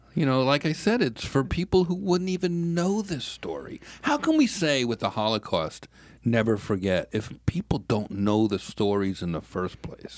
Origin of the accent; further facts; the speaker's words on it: New York, United States; I'm a New Yorker